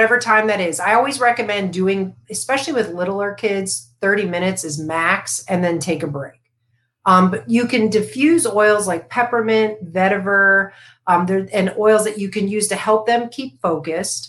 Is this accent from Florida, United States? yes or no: yes; Florida, United States; I grew up in Florida